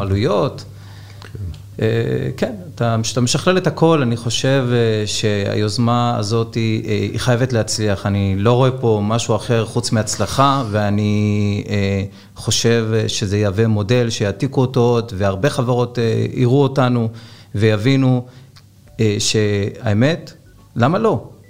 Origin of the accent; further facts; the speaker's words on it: Ashdod, Southern District, Israel; אני אשדודי גאה מאוד